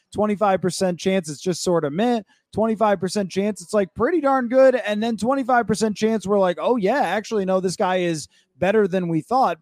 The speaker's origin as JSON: {"language": "English", "town": "Buffalo", "region": "New York", "country": "United States", "moved": "yes", "said": "I come from Buffalo"}